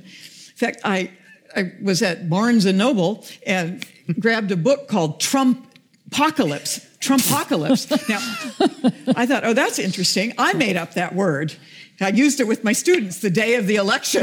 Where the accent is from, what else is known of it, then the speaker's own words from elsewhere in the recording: United States; I'm an American